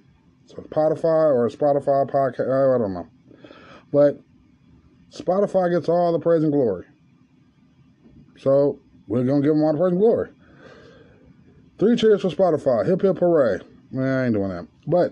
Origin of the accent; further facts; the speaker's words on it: California, United States; to the people of Mississippi, California, my home state, Missouri, Kansas